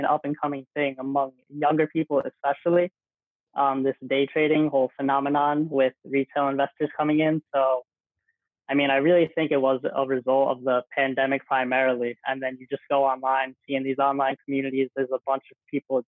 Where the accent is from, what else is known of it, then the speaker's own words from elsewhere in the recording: Old Bridge, New Jersey, United States; I'm from Old Bridge, New Jersey, a small town in Jersey